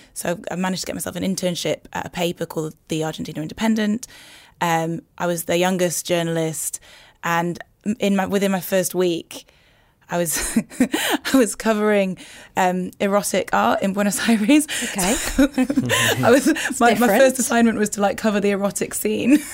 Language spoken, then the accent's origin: English; Newcastle upon Tyne, North East England, United Kingdom; moved away as an adult; I grew up in in Newcastle in a place called Heaton.